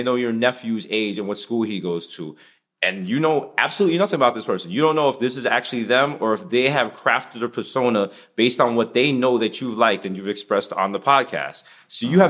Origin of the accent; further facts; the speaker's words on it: New York City, New York, United States; We're like from the Bronx